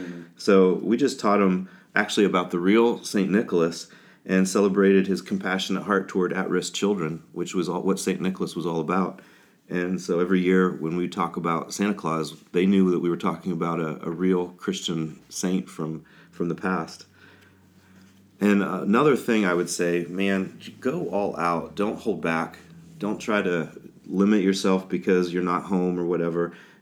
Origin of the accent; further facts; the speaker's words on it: Kenya; When I was a kid growing up in Kenya, not to kind of give the when I was a boy story, but we had a ham radio to get news out